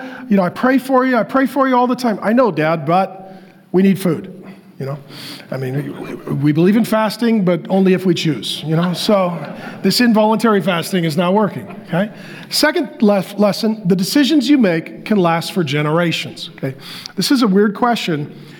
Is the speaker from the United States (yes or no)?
yes; Seattle, Washington, United States; also born or lived in North Dakota; now in Arizona, United States; And so I was born in North Dakota. My dad moved to Seattle for construction. He was a drywaller. So we moved. I moved my family to Arizona.